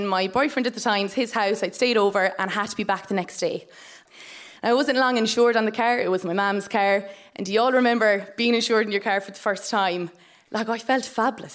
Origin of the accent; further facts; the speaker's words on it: Tipperary, Munster, Ireland; I am from Tipperary, and I live in a household with my mum and my dad